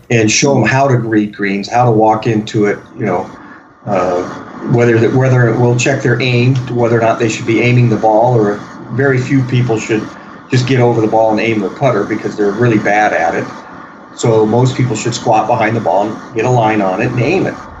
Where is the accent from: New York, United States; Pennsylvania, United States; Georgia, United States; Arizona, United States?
Arizona, United States; when I grew up in Arizona